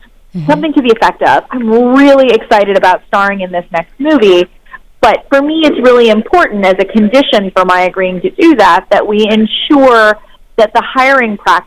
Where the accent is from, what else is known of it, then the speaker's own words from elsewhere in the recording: Cincinnati, Ohio, United States; moved away as an adult; I grew up in Cincinnati, Ohio. I'm from the Midwest.